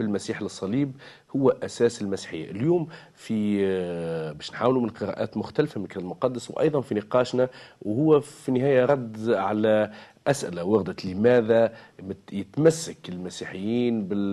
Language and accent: Arabic; Tunisia; نحن كتونسيين وتوانسه